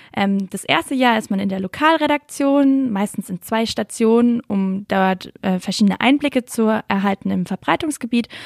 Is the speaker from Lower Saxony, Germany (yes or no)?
no; Lörrach area, Baden-Württemberg, Germany; ich komme ja eher so aus Lörracher Gegend